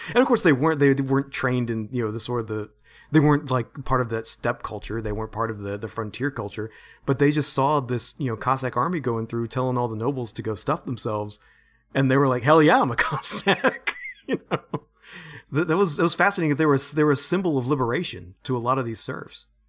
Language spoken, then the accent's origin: English; United States; I'm such an American